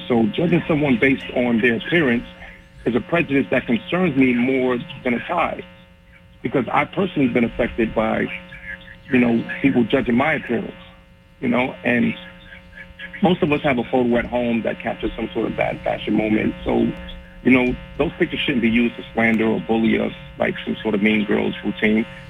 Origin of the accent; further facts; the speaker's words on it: New York City, New York, United States; now in New Bedford, United States; I was born in Brooklyn, New York. I now live in New Bedford